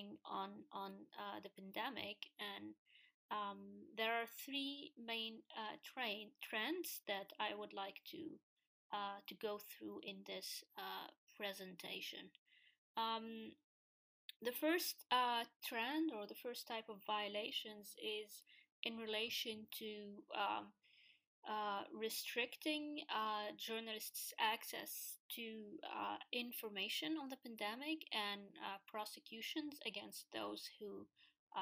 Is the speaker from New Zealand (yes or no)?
no; Tunisia; In my home country, in Tunisia